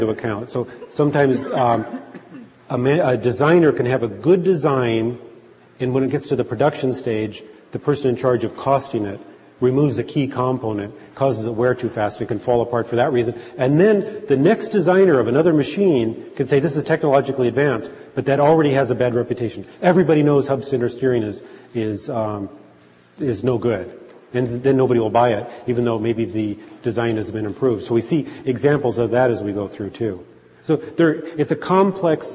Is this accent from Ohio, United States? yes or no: no; Southern California, United States; now in Tucson, United States; When I was growing up in Southern California